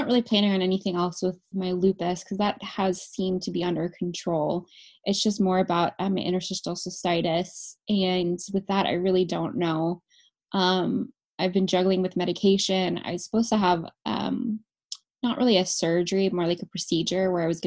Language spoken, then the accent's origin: English; California, United States; moved away; I'm from California originally